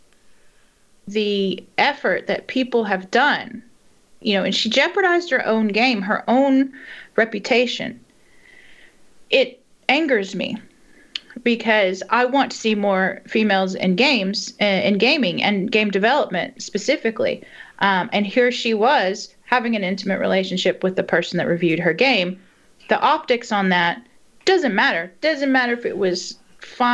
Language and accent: English; East Texas, United States; moved away as an adult; now in Northern Ireland; I grew up in East Texas